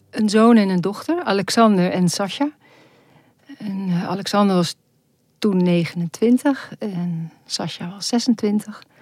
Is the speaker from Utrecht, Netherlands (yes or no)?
no; Maastricht, Limburg, Netherlands; eh, we hebben eigenlijk ons hele leven in het buitenland gewoond... maar we zijn teruggekeerd, want ik ben een echte Maastrichtenaar.